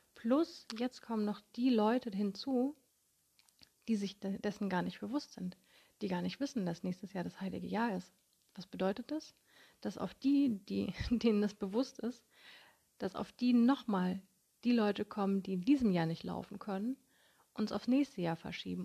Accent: Konstanz, Baden-Württemberg, Germany; in meiner Heimatstadt Konstanz

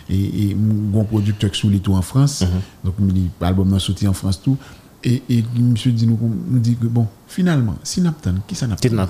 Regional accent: Haiti; moi-même en tant qu'haïtien

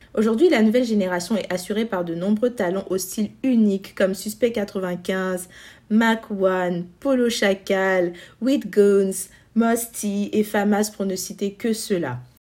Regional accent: Côte d’Ivoire; notre culture en tant qu'ivoirien

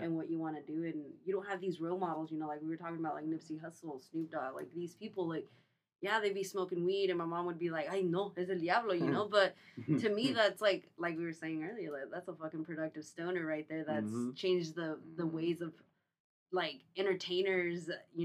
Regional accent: Los Angeles, California, United States; I grew up in San Pedro in the projects

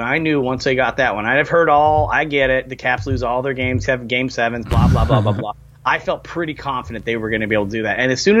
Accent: West Coast, United States; I grew up on the West Coast, so I grew up loving the Kings.

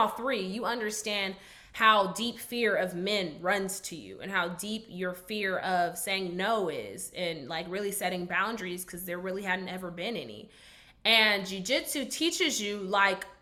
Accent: Garland, Texas, United States; accent: Southern; also born or lived in Dallas, Texas / Tennessee / Alabama; I'm from Dallas. I was raised on Skillman and Idalia, and we like moved

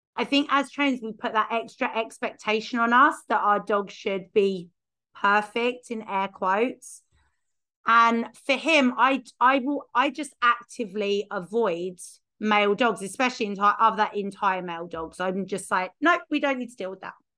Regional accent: United Kingdom; being British

